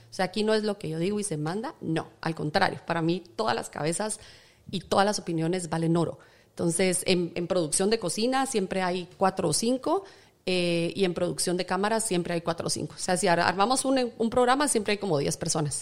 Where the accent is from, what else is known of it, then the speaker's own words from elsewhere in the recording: Guatemala; yo nací en Guatemala a las 7 de la mañana el 30 de octubre. Soy guatemalteca.